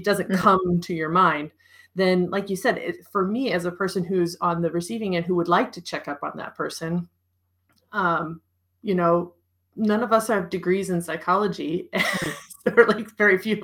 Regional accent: United States; moved away; also born or lived in Europe; as an American

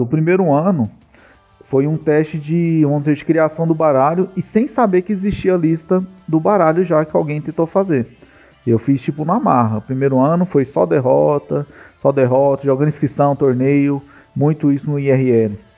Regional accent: Goiânia, Goiás, Brazil; Eu sou de Goiânia aqui, famoso comedor de piquis

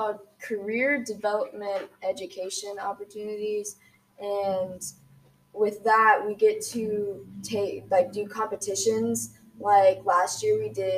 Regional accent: CNE, Ohio, United States; I'm from CNE, and I've been homeschooled my whole life

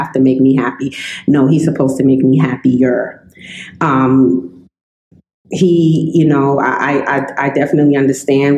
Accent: New York City, New York, United States; I grew up in the South Bronx

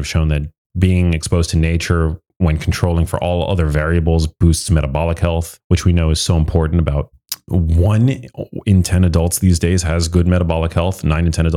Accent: New York City, New York, United States; I was born in New York City, so I'm an urbanite

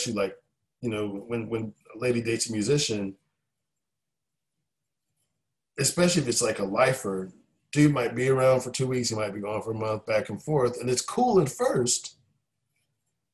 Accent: Raleigh, North Carolina, United States; born or raised there; moved away as an adult; also born or lived in Philadelphia, Pennsylvania / San Francisco; now in Nashville, United States

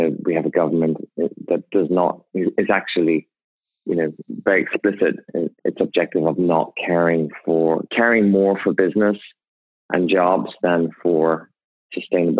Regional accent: Ireland; moved away; I grew up in Ireland to extremely poor parents.

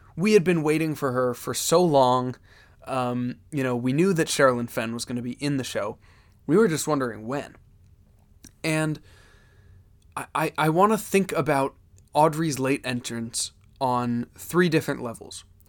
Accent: Pennsylvania, United States; I'm from Pennsylvania

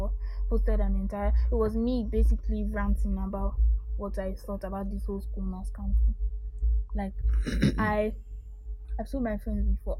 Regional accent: Nigeria; born and bred in Nigeria

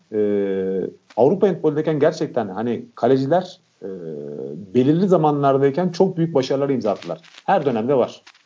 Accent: Montenegro; ben Karadağlı olarak

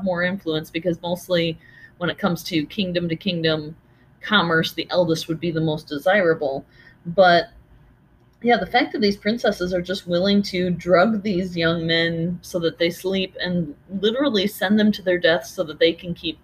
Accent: United States; being American

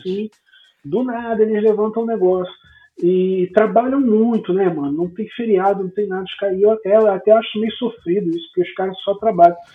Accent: Rio de Janeiro, Brazil; mundo que descobre que eu sou de Marechal fala Porra, da batata.

